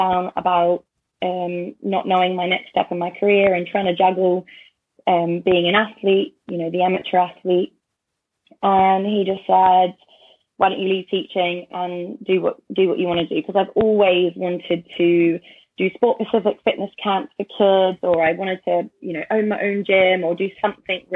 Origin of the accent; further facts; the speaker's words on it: Australia; moved away as an adult; now in United Kingdom; I grew up in Australia